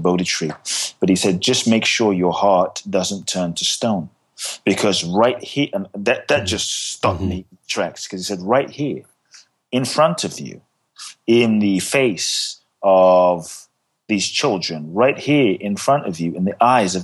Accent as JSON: {"language": "English", "country": "Ghana", "tie": "born or raised there", "said": "I was born in Ghana, West Africa"}